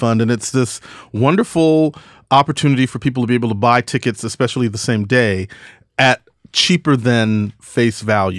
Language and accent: English; Brooklyn, New York, United States; born there; because I was born in Brooklyn, but I moved to Texas